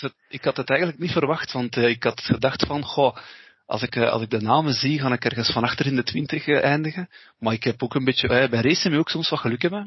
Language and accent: Dutch; East Flanders, Belgium; wij zijn van Oost-Vlaanderen